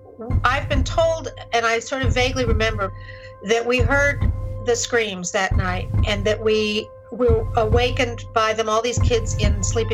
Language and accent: English; Los Angeles, California, United States; I grew up in Los Angeles.